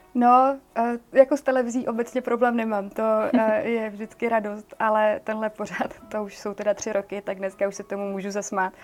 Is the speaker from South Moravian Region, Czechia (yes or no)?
yes; Brno, South Moravian Region, Czechia; já pocházím z Brna